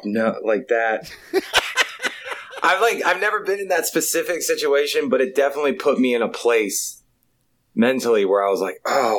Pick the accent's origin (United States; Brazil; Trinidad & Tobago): United States; Richmond, Virginia; from the South. I grew up in Richmond, Virginia